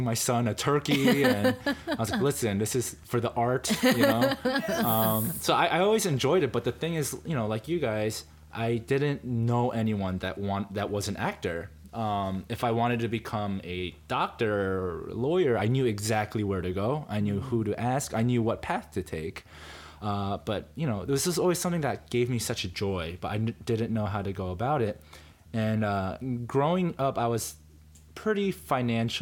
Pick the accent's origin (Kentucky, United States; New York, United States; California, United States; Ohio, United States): New York, United States; also born or lived in Korea / Yonkers, New York / New Jersey; I was born in Korea, grew up in the New York, New Jersey area